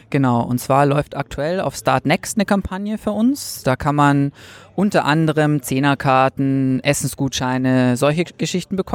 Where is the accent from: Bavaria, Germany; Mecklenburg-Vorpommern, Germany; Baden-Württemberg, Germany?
Bavaria, Germany; Munich; Ähm, wie man hört, ja, ich bin aus München.